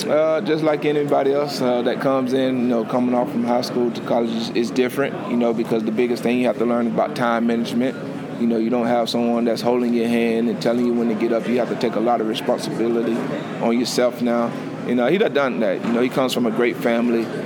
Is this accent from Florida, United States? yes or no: yes; Lake Butler, Florida, United States; now in Clemson, United States; my hometown, Lake Butler